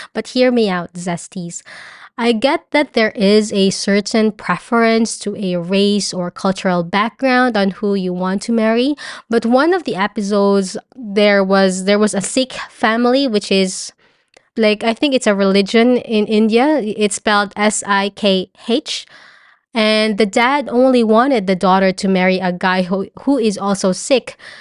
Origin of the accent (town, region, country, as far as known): Philippines; moved away